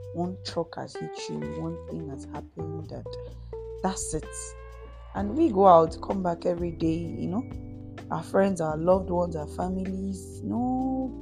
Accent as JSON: {"language": "English", "country": "Nigeria", "said": "as a Nigerian that I am"}